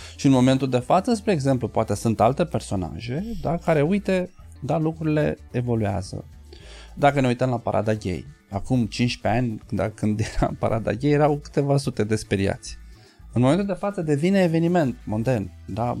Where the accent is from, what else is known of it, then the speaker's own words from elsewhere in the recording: Galați, Galați County, Romania; eu ești din Galați